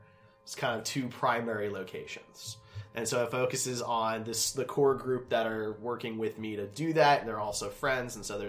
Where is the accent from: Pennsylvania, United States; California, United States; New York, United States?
Pennsylvania, United States; Philadelphia; now in Kansas City, United States; I'm from Philly